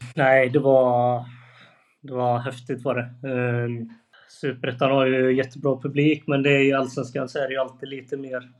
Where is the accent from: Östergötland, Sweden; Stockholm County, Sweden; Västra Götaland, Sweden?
Västra Götaland, Sweden; Annelund; jag är från Annelund